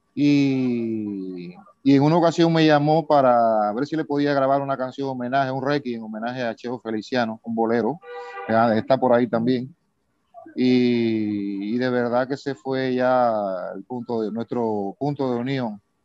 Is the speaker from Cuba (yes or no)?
yes; Baracoa, Guantánamo, Cuba; Yo soy de Cuba, de la parte oriental, de un sitio, de un pueblo que se llama Baracoa